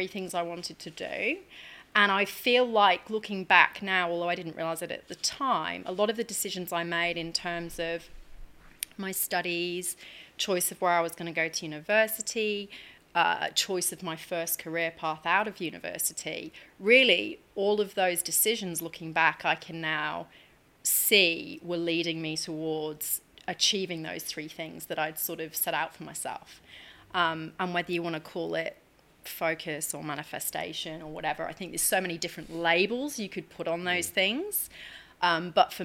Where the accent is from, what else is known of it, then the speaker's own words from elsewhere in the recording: Chester, North West England, United Kingdom; moved away as an adult; now in Australia; So I come from the UK. I grew up in Chester. I moved out to Australia 14 years ago.